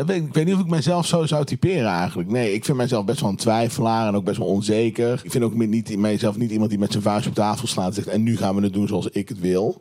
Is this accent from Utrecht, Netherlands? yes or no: no; Tilburg, North Brabant, Netherlands; ik kom uit Tilburg